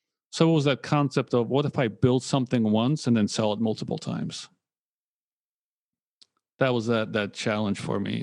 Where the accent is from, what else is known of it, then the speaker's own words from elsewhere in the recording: Poland; moved away; also born or lived in United States; I was born in Poland